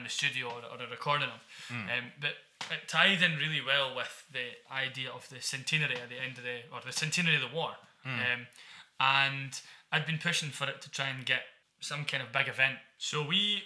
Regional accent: Dundee, Scotland, United Kingdom; I'm from Dundee

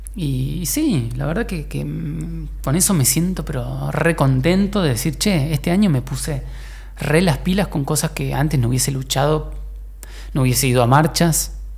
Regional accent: Argentina; also born or lived in Mexico; me fui de acá de, de Argentina.

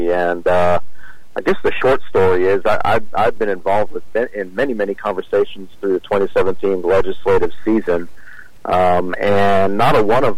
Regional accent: Austin, Texas, United States; also born or lived in Dallas, Texas; I grew up in Austin, Texas

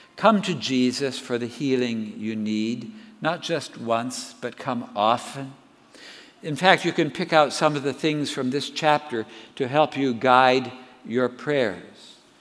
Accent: Southern California, United States; I grew up in Southern California

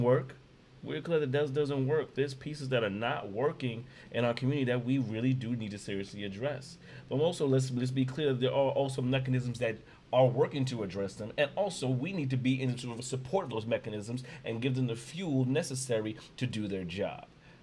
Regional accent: New York City, New York, United States; we born and raised in Brownsville. We've grown up and moved through East New York

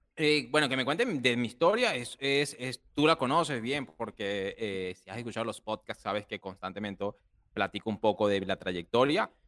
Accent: Barquisimeto, Lara, Venezuela; moved away as an adult; also born or lived in Dominican Republic; yo soy venezolano, nací en Barquisimeto, Venezuela. Vengo de una familia humilde

